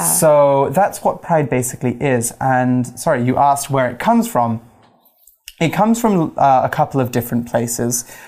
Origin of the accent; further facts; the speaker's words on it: United Kingdom; being British, being gay, being a Spanish speaker